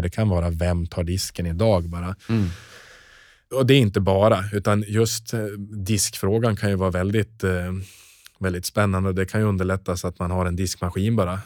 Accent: Norrland, Sweden; moved away; also born or lived in southern Sweden; jag är norrlänning och har blivit kvar i södra Sverige

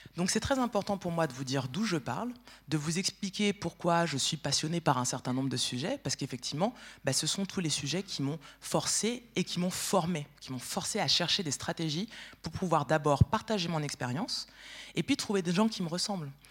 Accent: France; je suis française

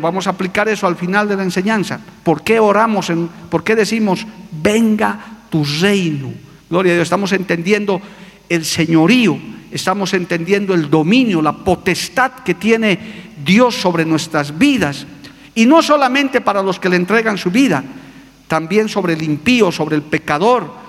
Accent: Bolivia; also born or lived in Cochabamba; yo soy boliviano, soy andino, todavía tengo algo de Aymara.

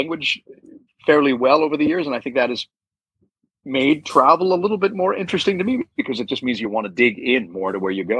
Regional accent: Canada; moved away as an adult; also born or lived in United States; now in Bangkok, Thailand; I'm Canadian

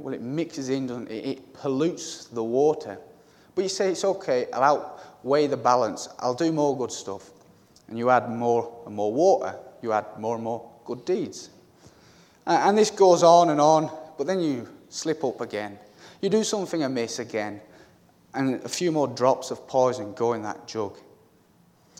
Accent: Cumbria, North West England, United Kingdom; moved away; I'm originally from Cumbria, near the Lake District

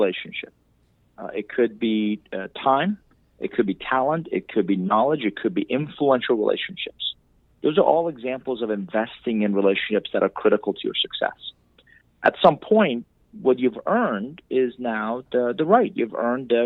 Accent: Iran; English is a second language; now in United States; I'm originally from Iran. I came to this country with $100, didn't know anybody, didn't speak a word of English

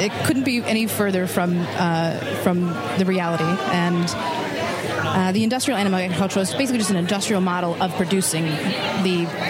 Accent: Utica, New York, United States; I'm from Utica, yes.

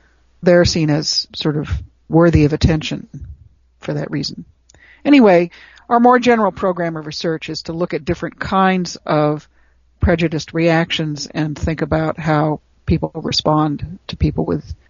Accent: Chicago, Illinois, United States; I grew up in Chicago, on the south side of Chicago, in Hyde Park

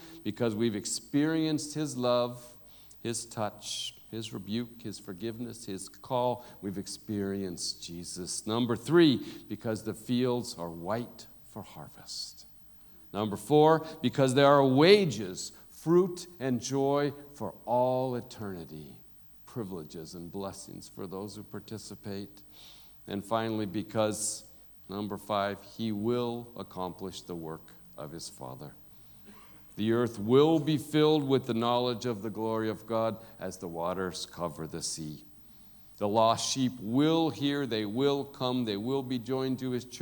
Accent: United States; now in South Africa; me as an American. Everybody knows I'm an American. The way I talk

